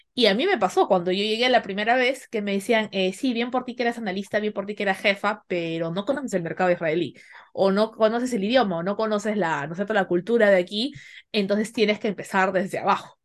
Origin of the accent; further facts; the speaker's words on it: Peru; como latino, como peruano